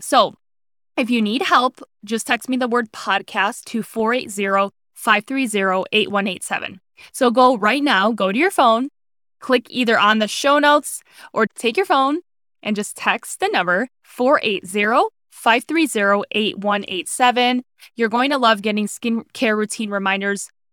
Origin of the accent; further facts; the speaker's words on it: Cleveland, Ohio, United States; moved away as an adult; now in Arizona, United States; where I grew up in Cleveland, Ohio